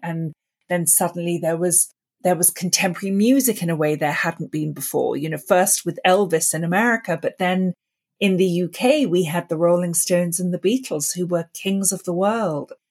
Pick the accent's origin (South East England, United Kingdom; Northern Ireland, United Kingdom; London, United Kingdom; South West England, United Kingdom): London, United Kingdom; I grew up in London, and I grew up listening to the B B C radio plays